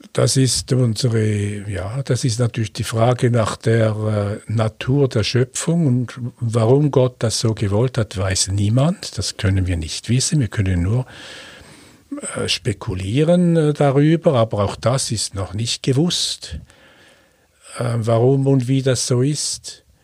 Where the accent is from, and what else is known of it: Switzerland; accent: Swiss German